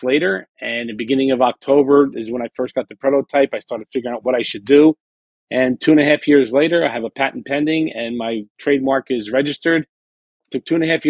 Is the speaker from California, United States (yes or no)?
no; Jersey Shore, New Jersey, United States; I grew up on the Jersey Shore